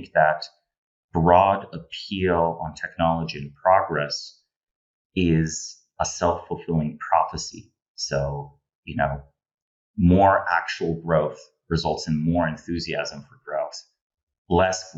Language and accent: English; Slovenia; moved away as an adult; now in United States; I'm originally from Slovenia, moved to the United States 2014.